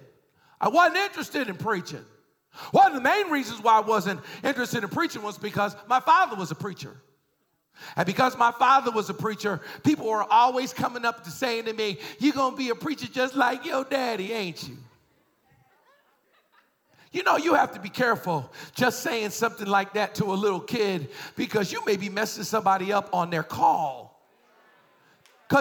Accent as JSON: {"language": "English", "town": "Boston", "region": "Massachusetts", "country": "United States", "tie": "born or raised there", "said": "I was raised in Boston."}